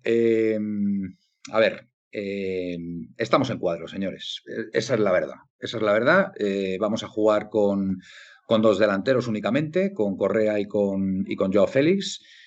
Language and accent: Spanish; Galicia, Spain; mi tierra galega